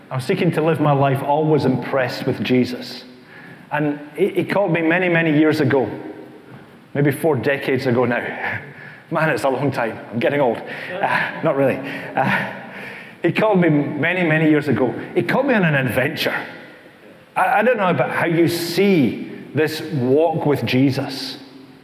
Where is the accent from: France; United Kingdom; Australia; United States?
United Kingdom; East Kilbride, Scotland; this is my wife Helen, over there in the green. And we come from East Kilbride